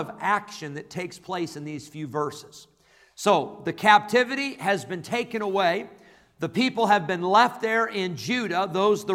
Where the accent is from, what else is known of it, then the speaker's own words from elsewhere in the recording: Rockford, Illinois, United States; also born or lived in California; We moved to Rockford when I was a year old. I was born in California. We moved to Illinois when I was a year old.